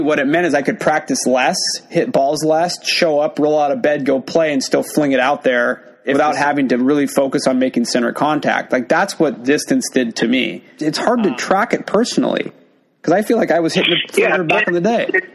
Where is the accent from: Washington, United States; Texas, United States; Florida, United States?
Washington, United States; I'm from Washington.